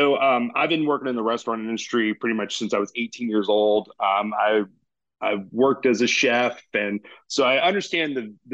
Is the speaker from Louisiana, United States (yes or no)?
no; Knoxville, Tennessee, United States; moved away as an adult; now in Louisville, United States; So I grew up in Knoxville, Tennessee. So, that area of the mountains has always been pure to my heart.